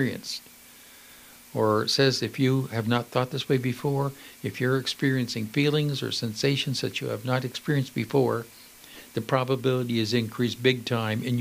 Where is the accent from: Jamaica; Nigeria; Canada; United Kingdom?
Canada